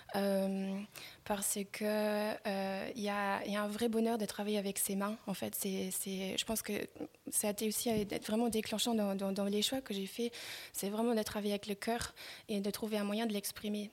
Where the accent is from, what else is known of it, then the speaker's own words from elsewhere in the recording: Luxembourg; je suis née aux Minette. j'ai grandi dans, ces environnements-là